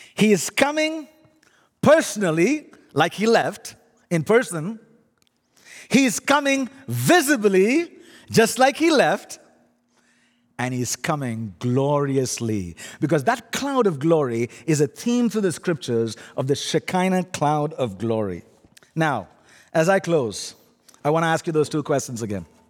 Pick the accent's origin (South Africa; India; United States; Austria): India; accent: funny accent; now in Canada; My funny accent is, actually, I'm an Indian